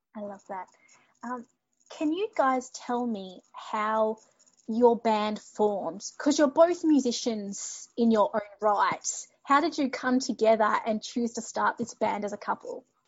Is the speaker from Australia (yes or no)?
yes; Australia; moved away; I'm an Aussie expat